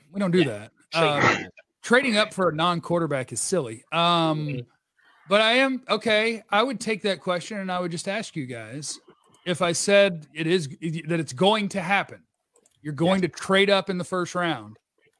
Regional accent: United States; I am very much an American

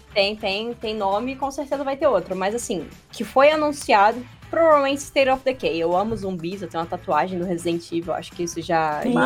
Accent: Rio de Janeiro, Brazil; eu sou do Rio de Janeiro

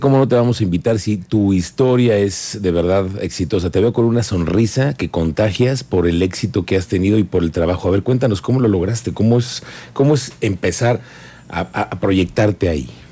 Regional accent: Mexico; soy mexicano

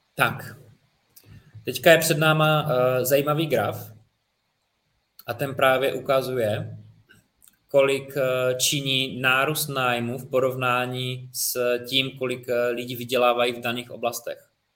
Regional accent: Czechia; u nás v České republice

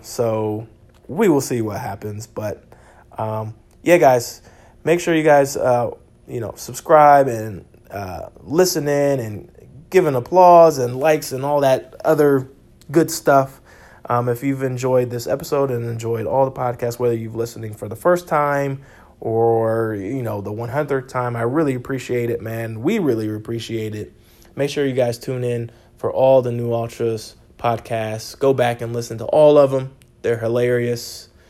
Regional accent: United States; I'm an American

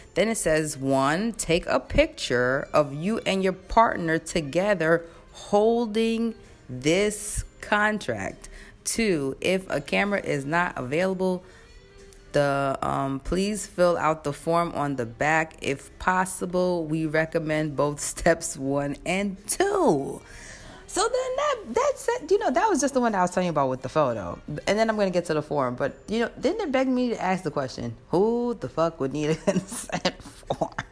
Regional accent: New York, United States; I'm a New Yorker.

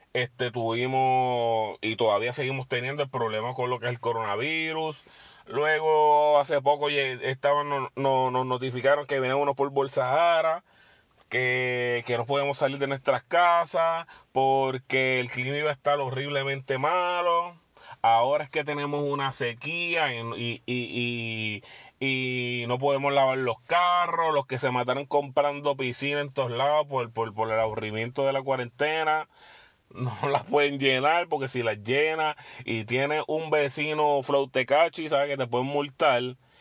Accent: Puerto Rico; nosotros como puertorriqueños

